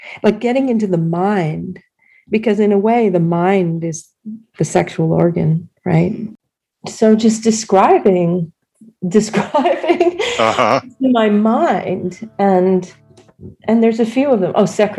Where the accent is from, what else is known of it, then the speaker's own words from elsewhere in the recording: New England, United States; No, because I am from New England, you know.